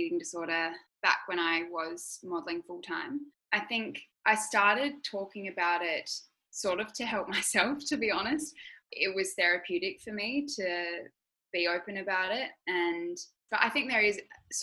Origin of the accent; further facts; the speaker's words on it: Adelaide, South Australia, Australia; also born or lived in Sydney; Adelaide, growing up there, yeah, it is small.